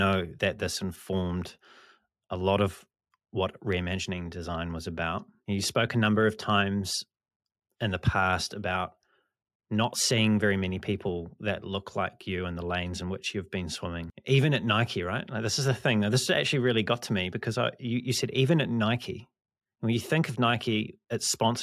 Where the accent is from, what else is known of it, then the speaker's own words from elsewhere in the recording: New Zealand; I come from New Zealand. I live in New Zealand.